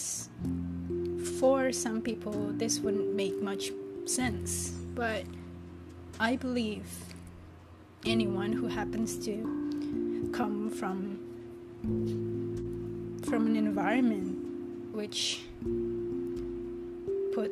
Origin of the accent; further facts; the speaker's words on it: Jakarta, Indonesia; English is a second language; moved away as an adult; I was born and raised in this metropolitan known as Jakarta in Indonesia